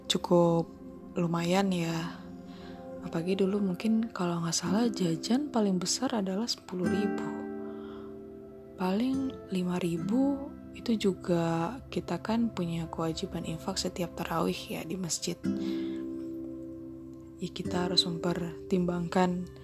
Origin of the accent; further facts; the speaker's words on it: Batam, Riau Islands, Indonesia; Kalau diingat-ingat ke masa kecil, dulu aku Ramadan di daerah Batam. Mungkin ada yang belum tahu kalau Batam itu ada di Provinsi Kepulauan Riau. Ya, tetangganya Singapura gitu.